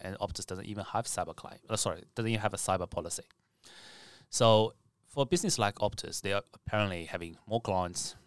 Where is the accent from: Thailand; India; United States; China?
China; now in Australia; I'm from China originally